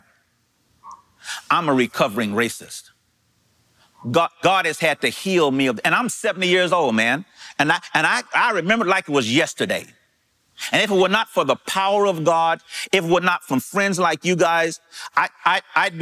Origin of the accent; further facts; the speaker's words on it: East St. Louis, Illinois, United States; I'm from East St. Louis, Illinois